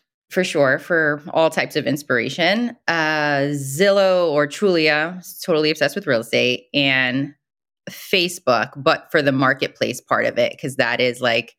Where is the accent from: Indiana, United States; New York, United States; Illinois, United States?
New York, United States; Brooklyn; Growing up in Brooklyn in the 80s is very different than growing up in Brooklyn today.